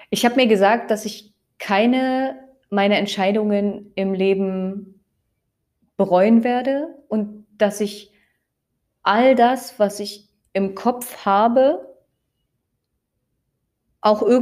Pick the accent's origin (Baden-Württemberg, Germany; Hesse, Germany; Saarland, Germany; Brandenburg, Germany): Brandenburg, Germany; Und ich mag auch meine Heimatstadt sehr gerne und ich liebe es auch einfach durch den Spreewald zu laufen.